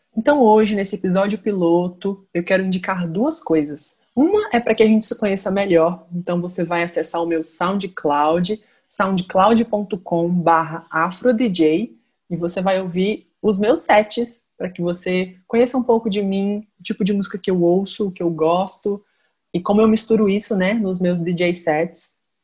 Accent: Minas Gerais, Brazil; also born or lived in Ipatinga / Viçosa; sou de Minas Gerais, transito aí entre duas cidades, Ipatinga e Viçosa

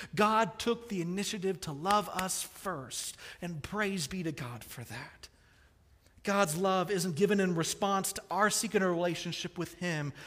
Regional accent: Kansas City, Missouri, United States; I grew up in Kansas City, the barbecue capital of the world.

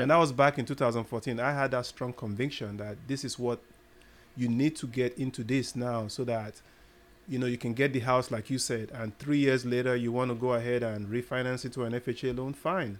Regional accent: Nigeria; moved away as an adult; I originally, I'm from Nigeria

